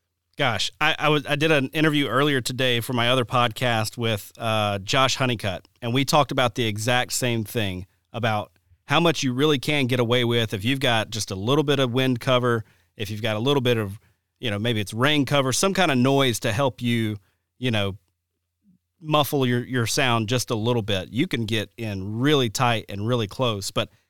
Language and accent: English; Alabama, United States; now in Wisconsin, United States; when I first moved to Wisconsin, it was amazing. You know, growing up in Alabama, it was like, man, it's really tough to find beds and bedding in general